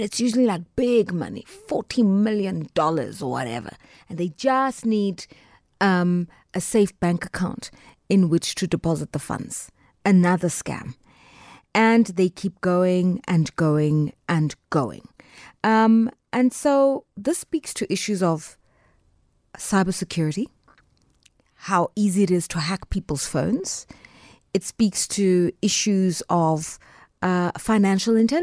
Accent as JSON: {"language": "English", "country": "South Africa"}